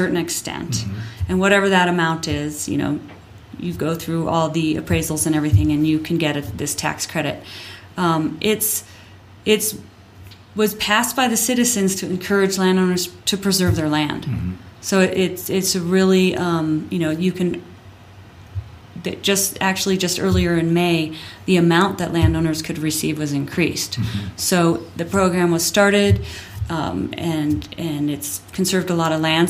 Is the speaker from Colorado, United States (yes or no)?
yes; Littleton, Colorado, United States; also born or lived in Hawaii; now in Crested Butte, United States; I grew up in Littleton. I grew up in Bomar South